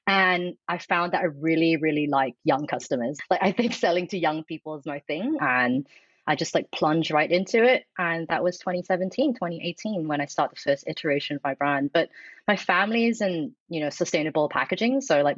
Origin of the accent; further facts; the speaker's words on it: Australia; I'm from the Nogsies, so I used to tan a lot in my teens. Like, I think you're Australian, same.